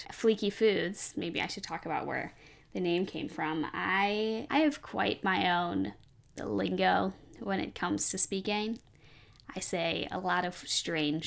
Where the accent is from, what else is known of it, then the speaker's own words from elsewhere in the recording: Chicago, Illinois, United States; I'm from Chicago.